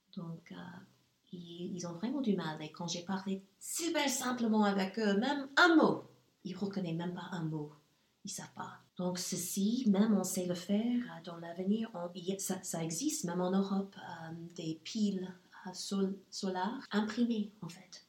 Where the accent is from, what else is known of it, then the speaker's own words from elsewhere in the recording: Nashville, Tennessee, United States; French is a second language; moved away as an adult; also born or lived in Germany; now in Luxembourg; je suis née aux États-Unis. Mon enfance a, eu lieu aux États-Unis. Euh, je viens du Sud, en fait, et ça, c'est assez spécial, on peut dire. Je viens de Nashville, Tennessee, et j'en suis très fière.